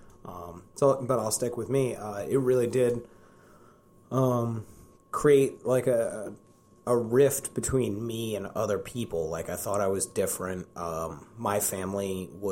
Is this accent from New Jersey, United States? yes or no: no; Columbia, Maryland, United States; I'm born and raised in Columbia, Maryland